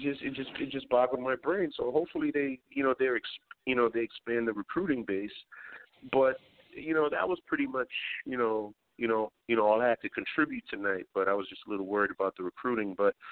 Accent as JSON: {"language": "English", "region": "New York", "country": "United States", "said": "I'm from New York. I live in Brooklyn"}